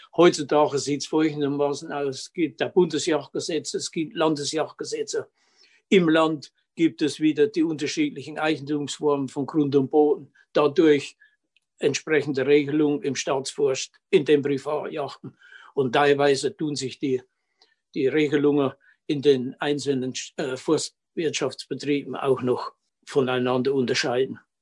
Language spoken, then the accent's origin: German; Lauscha, Thuringia, Germany; wohnhaft seit ewig, seit 72 Jahren in Lauschau